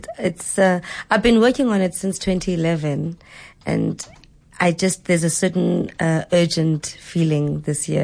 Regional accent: Mqanduli, Eastern Cape, South Africa; I'm originally from the Eastern Cape. I'm from Mganduli, which is along the Wild Coast

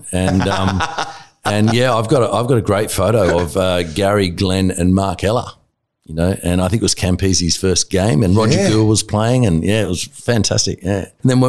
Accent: Blacktown, New South Wales, Australia; also born or lived in Tamworth / Wyong / Badgerys Creek; We ended up in Seven Hills, Blacktown. Mm. And that's where I sort of did my later years of school, actually early years of school too, from I think about fourth class all the way through till year 10.

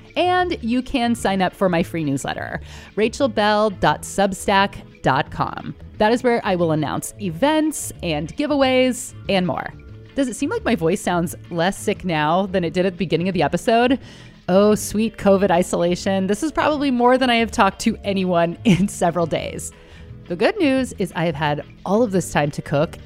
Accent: Bay Area, California, United States; we're both Jews from the Bay Area

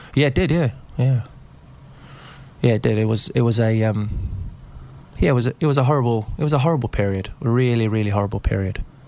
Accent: South Africa; moved away; being South African and being brought up in, in, the outdoor spaces in Africa

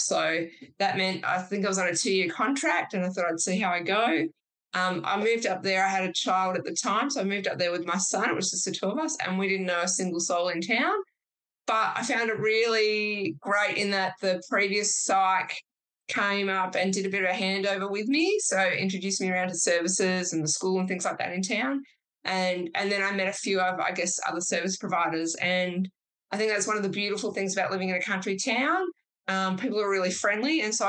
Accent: Perth, Western Australia, Australia; also born or lived in Sydney, New South Wales; I was a city girl. I'm originally from Sydney and then moved to Perth when I was a kid.

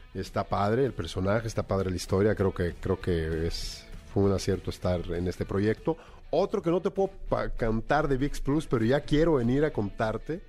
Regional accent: Mexico; nosotros como mexicanos

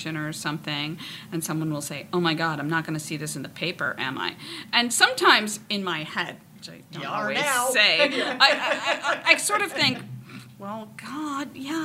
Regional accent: Marblehead, Massachusetts, United States; also born or lived in Nahant; I moved here when I was 8. I went away to college in 1982. I was back in 5 years, and I've lived here ever since, 87

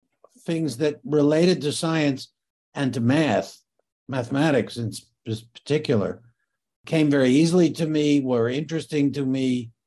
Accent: Great Neck, New York, United States; My parents moved from New York City to the nearest suburb, which is Great Neck. It was about 1944. I was, I guess, about 6 years old. And I grew up then in the suburb.

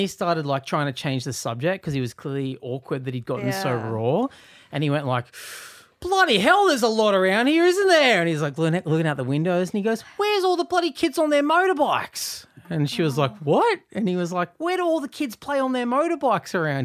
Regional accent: Newcastle, New South Wales, Australia; now in Sydney, Australia; not that I grew up in the country, but in Newcastle

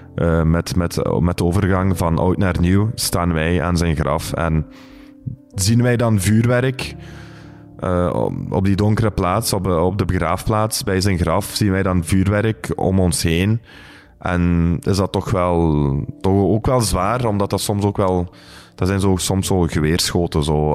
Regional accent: Belgium; we wonen hier, we zijn van hier. we hebben roots in Turkije, we zijn van Turkse afkomst, maar we zijn Belgische Turken

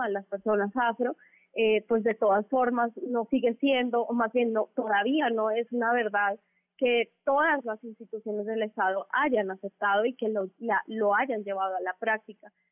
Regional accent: Mexico; compartimos muchas personas afro en, el país

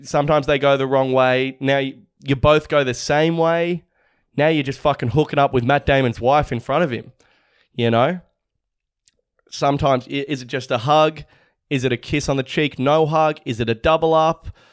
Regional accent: Australia; we're all Aussie.

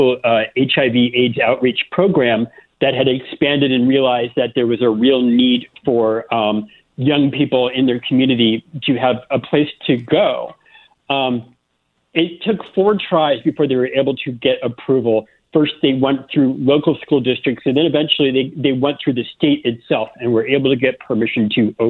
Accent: Florida, United States; moved away as an adult; also born or lived in South Carolina; I grew up in Florida and started my career in South Carolina

